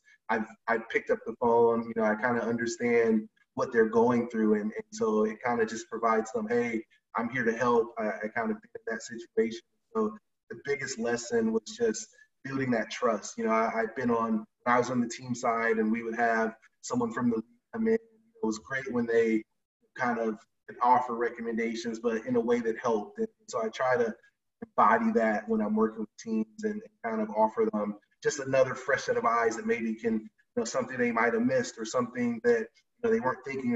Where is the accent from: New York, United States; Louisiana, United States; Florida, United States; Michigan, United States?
Michigan, United States; Detroit; moved away as an adult; also born or lived in Atlanta; my hometown team, Detroit Pistons